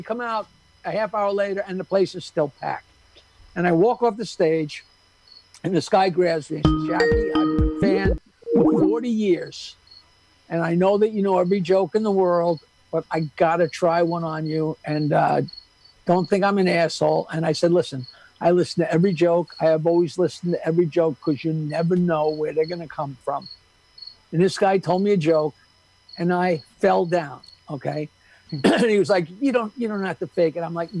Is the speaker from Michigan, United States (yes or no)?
no; New York, United States; Growing up on Long Island, I couldn't believe it.